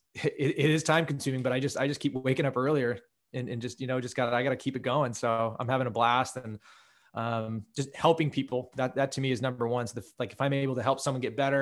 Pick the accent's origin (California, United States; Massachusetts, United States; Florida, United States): California, United States; Menlo Park; also born or lived in Santa Fe, New Mexico; I grew up in Menlo Park, Palo Alto. Like you mentioned before, say 20 miles south of San Francisco